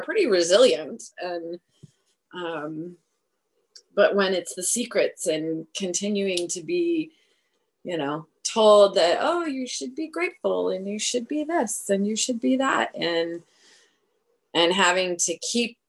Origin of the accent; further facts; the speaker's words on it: Oregon, United States; I was born in Oregon.